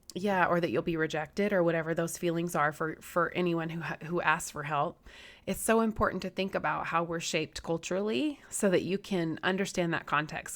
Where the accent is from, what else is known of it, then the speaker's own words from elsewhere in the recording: Southeast, United States; I'm from the Southeast.